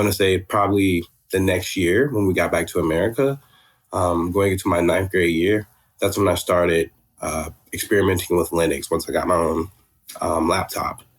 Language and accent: English; Florida, United States; moved away as an adult; also born or lived in Georgia; now in Atlanta, United States; I'm originally from Florida, and um, I was doing high school in Georgia, then moved back to Florida, finished high school there